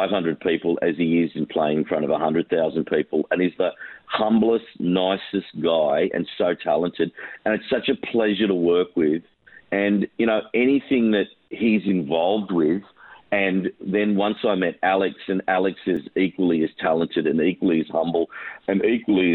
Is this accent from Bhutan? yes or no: no; Australia; I'm Australian